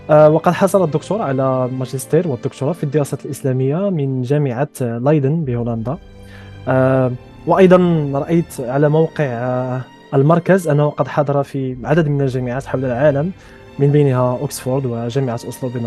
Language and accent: Arabic; Egypt; أنا ولدت ونشأت في مصر